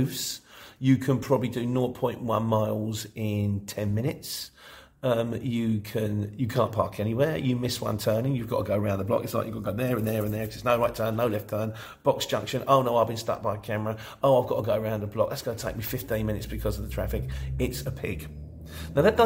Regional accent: Luton, East of England, United Kingdom; moved away; also born or lived in London; I was born in Luton, but I spent 25 years as a London street market trader

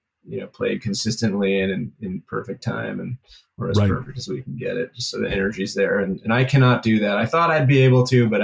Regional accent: California, United States; moved away as an adult; also born or lived in New York; I grew up in California and I was in New York for a while.

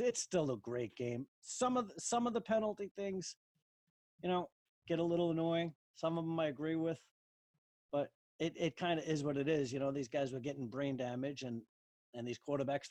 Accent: Long Island, New York, United States; I grew up in New York

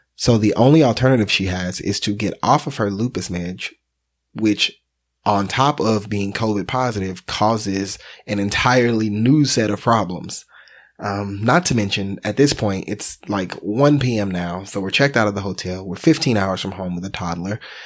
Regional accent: Texas, United States; We're from Texas

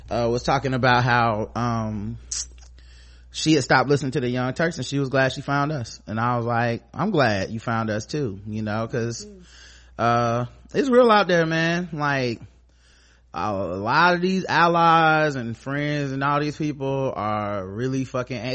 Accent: New York, United States; Shout out to New York. I'm from New York. Pop off.

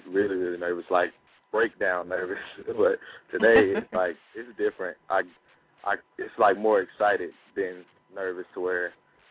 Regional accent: Oklahoma, United States; I'm from Oklahoma, and I'm 17 years old

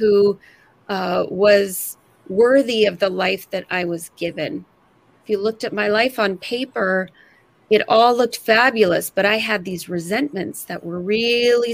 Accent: California, United States; moved away as an adult; now in Seattle area, United States; I'm from California, moved to the Seattle area in 2001 when I had my first child

